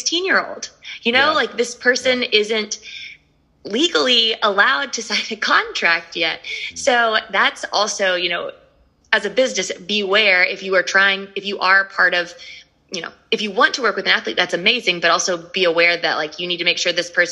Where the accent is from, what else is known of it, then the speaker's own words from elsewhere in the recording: Knoxville, Tennessee, United States; I'm from Knoxville